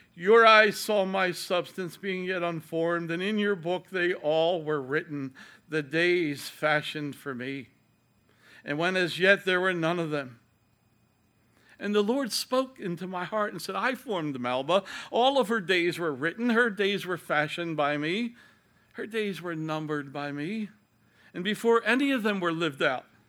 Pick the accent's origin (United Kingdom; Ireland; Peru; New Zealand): Ireland